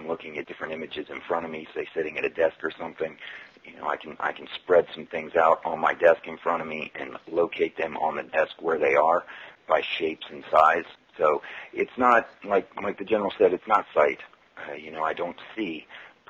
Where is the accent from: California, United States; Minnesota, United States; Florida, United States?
Florida, United States; St. Petersburg; also born or lived in Washington, D.C.; We just moved back to my hometown of St. Petersburg, Florida